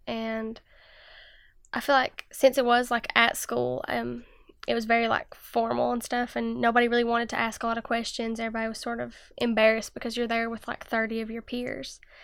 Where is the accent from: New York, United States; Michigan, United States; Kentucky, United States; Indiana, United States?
Kentucky, United States; Jenkins; I'm from Jenkins, Kentucky, and I'm sixteen years old